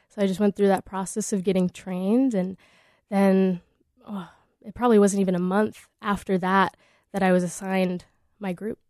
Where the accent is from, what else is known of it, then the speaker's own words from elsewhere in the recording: Des Moines, Iowa, United States; moved away; also born or lived in Anchorage; growing up in Des Moines